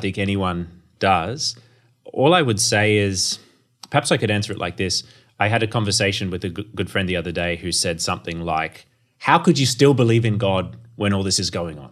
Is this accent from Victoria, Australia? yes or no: no; Townsville, Queensland, Australia; I grew up in North Queensland and, uh, my family attended the church, uh, of David Cartledge in Townsville